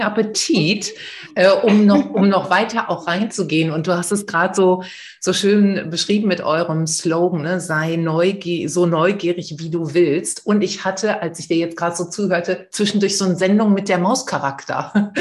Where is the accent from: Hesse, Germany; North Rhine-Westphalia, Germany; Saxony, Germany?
North Rhine-Westphalia, Germany; the Ruhr area; now in Essen, Germany; Ich bin ja auch hier aus dem Pott